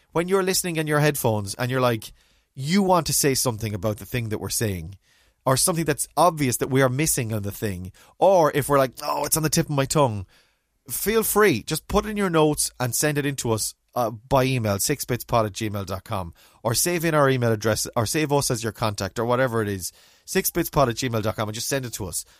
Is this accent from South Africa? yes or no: no; Mayo, Connacht, Ireland; also born or lived in Galway; I remember growing up in Mayo